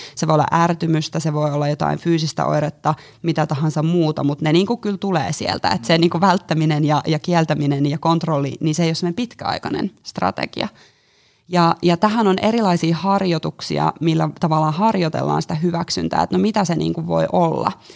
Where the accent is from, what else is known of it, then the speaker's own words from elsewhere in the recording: Jyväskylä, Central Finland, Finland; moved away as an adult; now in Helsinki, Finland; mä oon Jyväskylästä lähtöisin niin sanotusti ja tullut tänne Helsinkiin nyt sitten tuossa viime vuoden loppupuolella